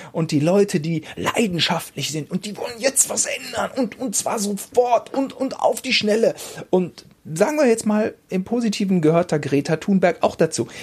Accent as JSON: {"language": "German", "country": "Germany", "said": "als Deutscher"}